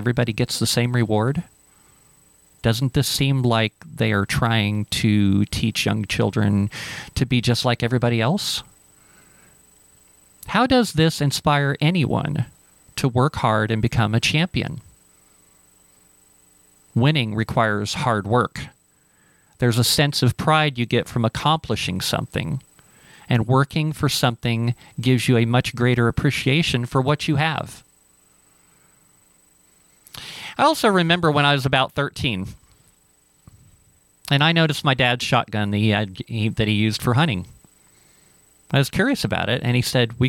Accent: Cincinnati, Ohio, United States; when I was growing up in Cincinnati

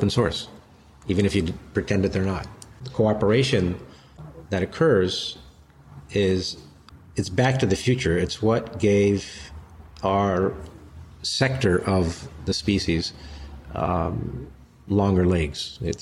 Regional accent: Los Angeles, California, United States; growing up in Los Angeles

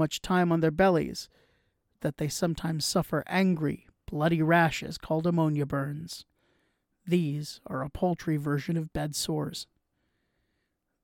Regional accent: New York, United States; being a New Yorker myself

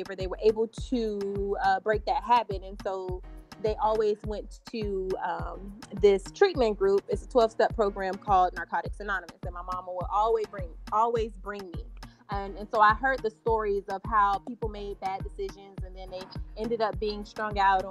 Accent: Miami, Florida, United States; moved away as an adult; now in Houston, United States; I am from Miami, Florida, born and raised. Not the Miami that you guys see on TV, but I was born and raised on 51st Street, which is in Liberty City.

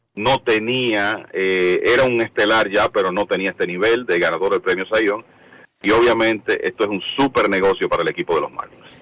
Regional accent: Dominican Republic; para nosotros los dominicanos

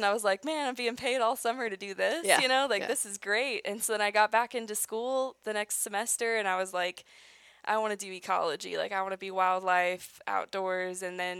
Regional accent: Springfield, Missouri, United States; also born or lived in Ozarks, southern Missouri; I'm from Springfield, Missouri originally

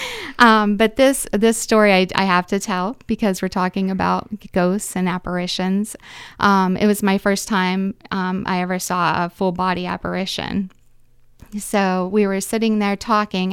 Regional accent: Reynoldsville, Pennsylvania, United States; I'm from Reynoldsville

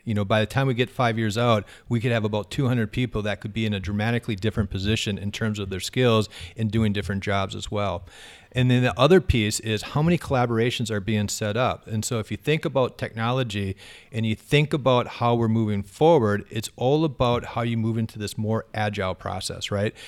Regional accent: Fargo, North Dakota, United States; I grew up in Fargo, uh, North Sider

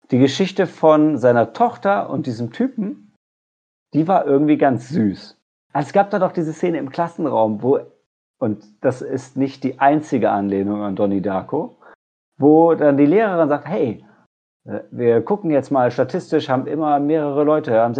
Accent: Lower Saxony, Germany; Ich komme ja aus der Nähe von Oldenburg

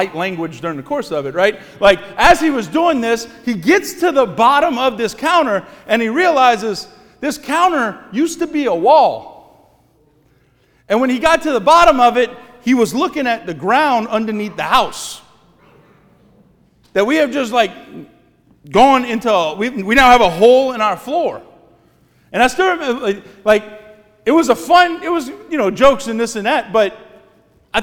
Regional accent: Cut Off, Louisiana, United States; born or raised there; moved away as an adult; now in Thibodaux, United States

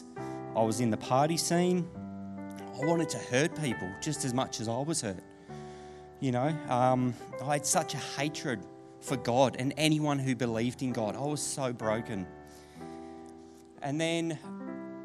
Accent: Deniliquin, New South Wales, Australia; I grew up in Danny. I don't know if any of you guys are familiar with Deniliquin. I got brought up there as a kid

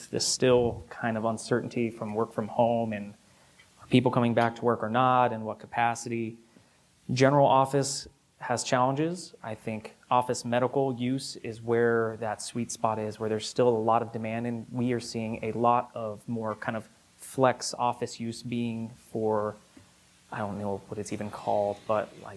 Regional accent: Henderson, Nevada, United States; Born and raised in Henderson. Henderson has always been home

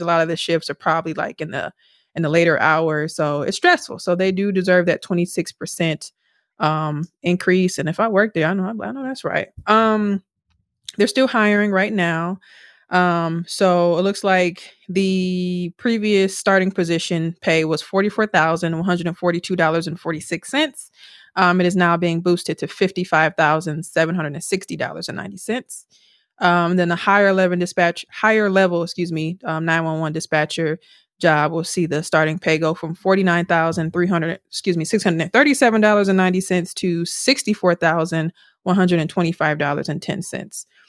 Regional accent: Milwaukee, Wisconsin, United States; we're from Milwaukee and from urban Milwaukee

